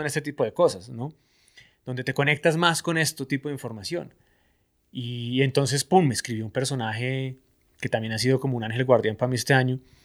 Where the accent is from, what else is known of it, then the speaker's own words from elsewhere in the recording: Colombia; como buen colombiano